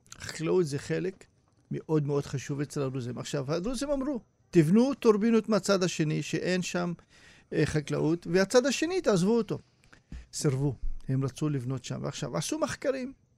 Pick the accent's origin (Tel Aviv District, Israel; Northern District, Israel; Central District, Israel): Northern District, Israel; Hurfeish; מכפר חורפיש, שאני גר ונולדתי שם